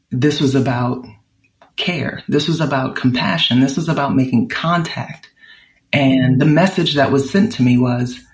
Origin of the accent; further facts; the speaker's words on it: New Orleans, Louisiana, United States; now in California, United States; growing up in New Orleans